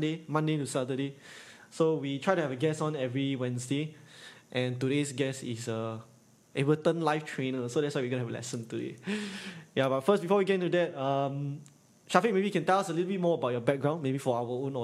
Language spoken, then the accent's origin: English; Singapore; east side my whole life. Pasir Ris, and then now Punggol